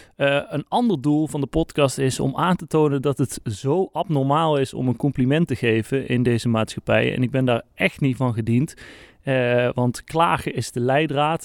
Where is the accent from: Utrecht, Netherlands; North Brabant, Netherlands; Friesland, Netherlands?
North Brabant, Netherlands; accent: soft G; ik ben gewoon een Brabander en wij praten nou eenmaal gewoon met een zachte G.